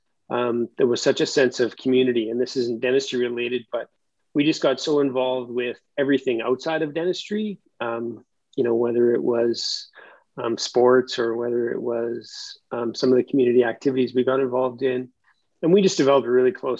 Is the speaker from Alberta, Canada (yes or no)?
yes; Edmonton, Alberta, Canada; I am a born and bred Edmontonian, so I was raised in the West End here.